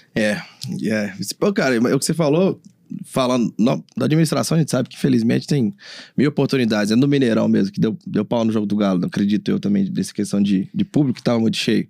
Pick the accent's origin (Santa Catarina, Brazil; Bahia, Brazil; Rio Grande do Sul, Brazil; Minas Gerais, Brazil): Minas Gerais, Brazil; also born or lived in Vitória; eu, como mineiro, me identifico.